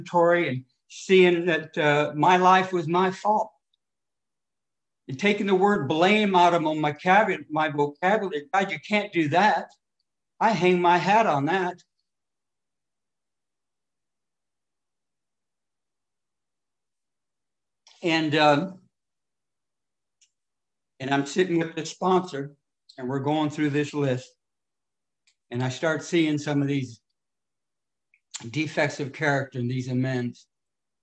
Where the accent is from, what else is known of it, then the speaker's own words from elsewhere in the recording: California, United States; also born or lived in Detroit, Michigan; I was born in Detroit and I come out to California when I was about 6 years old. Brought up in a little off orphanage